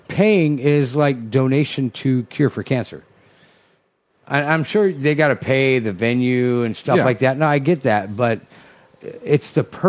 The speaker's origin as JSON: {"language": "English", "town": "Guadalajara", "region": "Jalisco", "country": "Mexico", "tie": "born or raised there", "said": "That's my hometown, yo."}